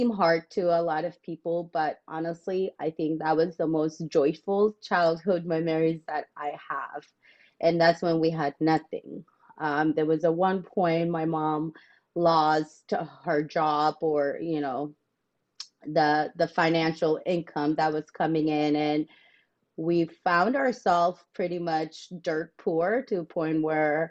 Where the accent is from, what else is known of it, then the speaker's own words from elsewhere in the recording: South Sudan; moved away; growing up in South Sudan